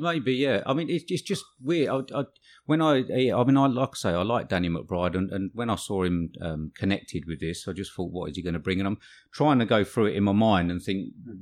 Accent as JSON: {"language": "English", "region": "England", "country": "United Kingdom", "said": "We're English"}